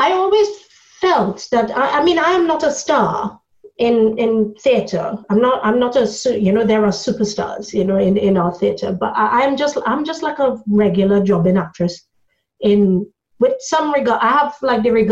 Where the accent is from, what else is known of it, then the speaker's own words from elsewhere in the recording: Trinidad & Tobago; moved away as an adult; now in United Kingdom; I come from Trinidad, and so when I came to this country, I was an adult. It was about 20 years ago, so I was 26